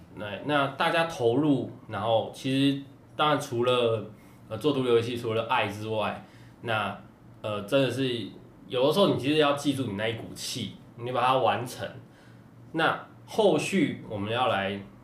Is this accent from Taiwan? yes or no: yes; Taiwan; 然后家里面台湾那个时候大部分还是会认为哇玩游戏是不好的事情